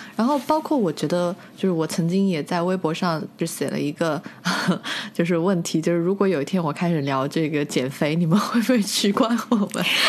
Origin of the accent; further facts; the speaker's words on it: southern China, China; 就是南方人嘛